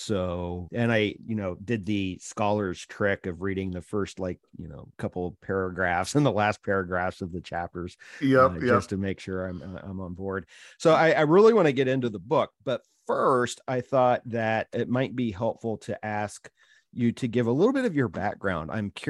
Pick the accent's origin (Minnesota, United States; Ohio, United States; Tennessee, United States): Ohio, United States; Yeah, well, I grew up in, I rarely admit this, but I grew up in Ohio and we had Bigfoot sightings.